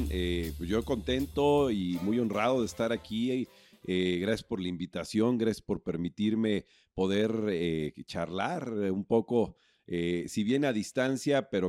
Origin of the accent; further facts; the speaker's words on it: Puebla, Mexico; born there; now in Cancún, Mexico; si bien nací en Puebla, pero encontré mi vocación al llegar a Cancún en 1984.